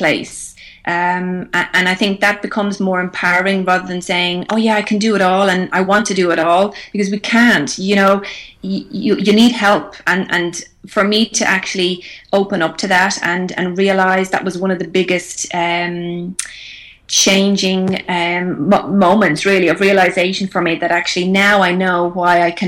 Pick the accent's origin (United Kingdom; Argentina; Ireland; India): Ireland; moved away as an adult; now in Australia; we all learned Irish growing up